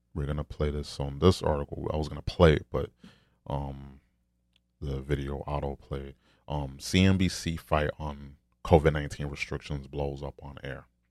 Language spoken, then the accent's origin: English; New York, United States; I'm from New York